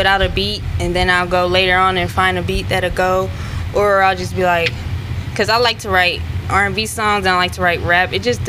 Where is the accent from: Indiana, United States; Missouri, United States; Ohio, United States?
Ohio, United States; Cleveland; I'm from Cleveland, the west side as well.